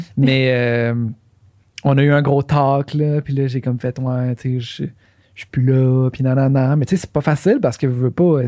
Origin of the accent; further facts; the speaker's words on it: Quebec City, Quebec, Canada; nous autres, on vient de Québec